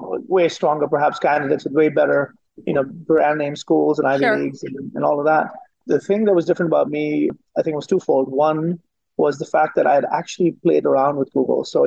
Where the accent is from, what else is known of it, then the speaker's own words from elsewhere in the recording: India; moved away as an adult; now in United States; I grew up in India.